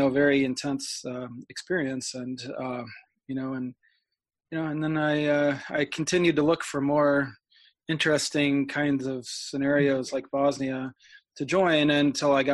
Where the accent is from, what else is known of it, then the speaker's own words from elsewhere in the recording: St. Louis, Missouri, United States; moved away as an adult; also born or lived in Washington, D.C.; I'm from St. Louis, Missouri, and I converted when I was 19, just starting college.